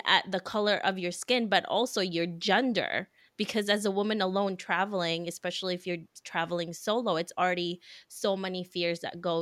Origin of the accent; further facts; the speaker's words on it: Philippines; I'm Filipino